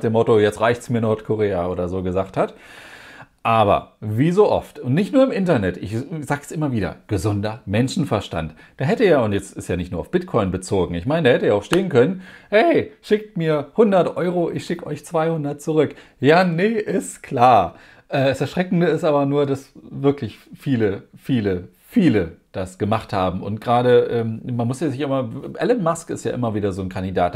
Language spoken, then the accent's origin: German; Germany; bei uns in Deutschland